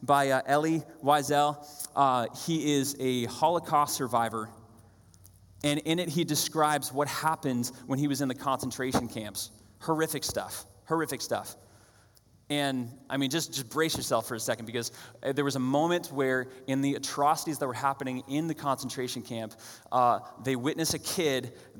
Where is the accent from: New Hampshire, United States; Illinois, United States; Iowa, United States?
New Hampshire, United States; I grew up in New Hampshire